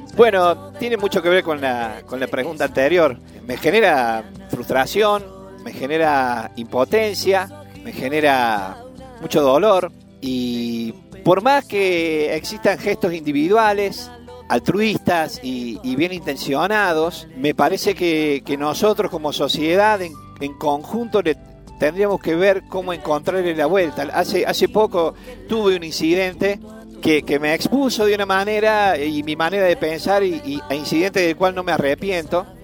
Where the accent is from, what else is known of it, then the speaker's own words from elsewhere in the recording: Deán Funes, Córdoba, Argentina; soy de Dianfunes, del noroeste cordobés